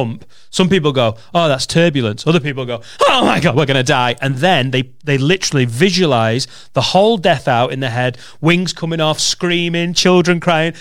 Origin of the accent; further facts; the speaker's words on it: Penwortham, North West England, United Kingdom; I'm from Penwitham in Preston